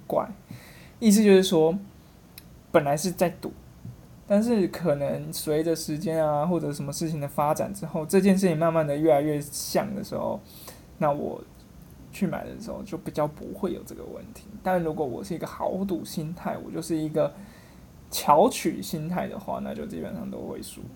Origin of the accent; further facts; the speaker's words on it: Kaohsiung, Taiwan; also born or lived in Taipei; now in Taichung, Taiwan; 我是高雄人， 那在台北念书，来台中上班